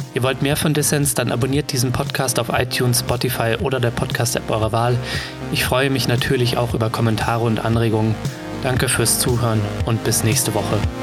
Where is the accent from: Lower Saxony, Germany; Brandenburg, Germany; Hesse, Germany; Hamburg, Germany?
Hesse, Germany; Offenbach am Main; Ich komme ja selbst auch aus Hessen und zwar aus Offenbach bei Frankfurt